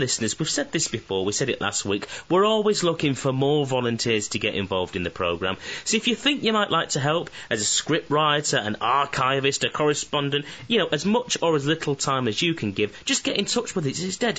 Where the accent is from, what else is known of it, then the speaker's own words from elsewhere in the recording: Manchester, North West England, United Kingdom; Runaway Brewery, which is based in Manchester, my hometown